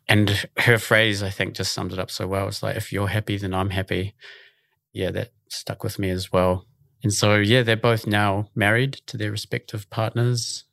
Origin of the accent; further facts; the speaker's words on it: Auckland, New Zealand; I'm from Auckland originally, born and raised in Mount Talbot in Sandringham